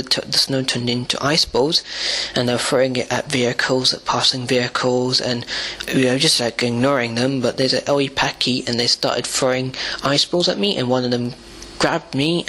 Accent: Gujarat, India; I have been bullied for being Indian. I have been bullied by other Gujaratis as well because of my caste.

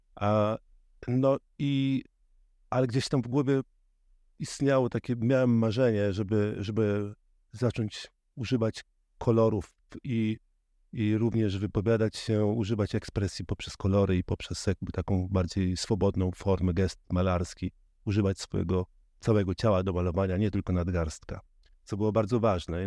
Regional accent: Żuławy Wiślane, Gdańsk Bay coast, Pomeranian Voivodeship, Poland; now in Berlin, Germany; pochodzę z, właśnie z Żuław Wiślanych, z, z wybrzeża, z Zatoka Gdańska

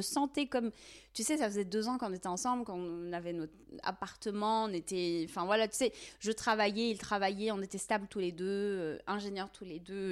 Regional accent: Tizi Ouzou, Tizi Ouzou Province, Algeria; moved away as an adult; now in France; je suis née en Algérie et j'ai grandi, vécu là-bas pendant plusieurs années. Euh, exactement à Tizi Ouzou, en Kabylie, en Algérie.

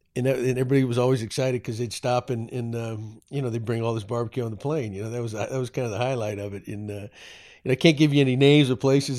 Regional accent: Texas, United States; I am a proud Texan, although New England blood runs through my veins

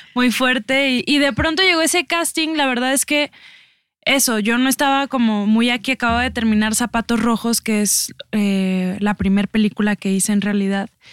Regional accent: Mexico; como mexicanos

